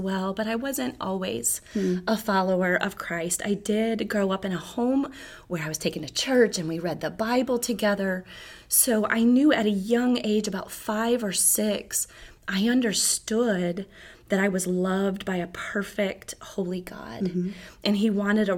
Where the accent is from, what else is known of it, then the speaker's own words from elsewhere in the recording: Michigan, United States; moved away as an adult; My family, we're from Michigan, and in our church there, I served